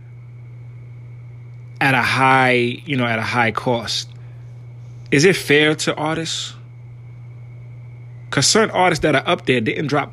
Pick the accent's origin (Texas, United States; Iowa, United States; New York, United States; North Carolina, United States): New York, United States; my hometown now, New York.